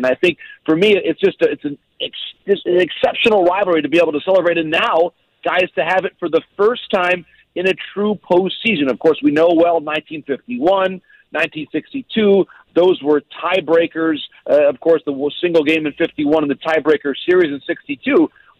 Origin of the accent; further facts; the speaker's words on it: Michigan, United States; moved away as an adult; also born or lived in Boston; I grew up in Michigan